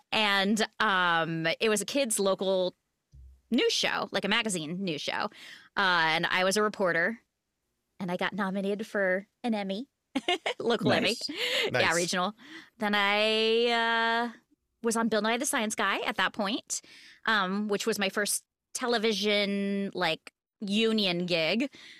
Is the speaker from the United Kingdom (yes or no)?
no; Japan; now in Seattle, United States; So I was born in Japan on a naval base. Grew up there, did the whole army base local theater thing, moved to Seattle